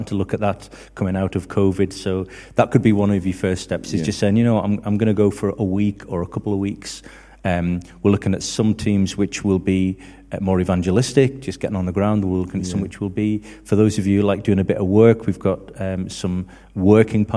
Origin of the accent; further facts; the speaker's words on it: just outside Liverpool, North West England, United Kingdom; moved away; I was brought up just outside Liverpool